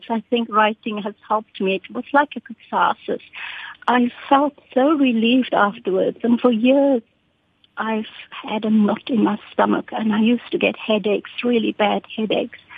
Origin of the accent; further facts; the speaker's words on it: Cape Town, Western Cape, South Africa; My story is about growing up in Constantia, in South Africa, in Cape Town, on a farm.